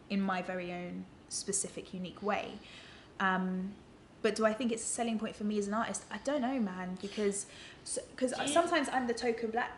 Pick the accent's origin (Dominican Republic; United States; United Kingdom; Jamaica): United Kingdom; London; I grew up in London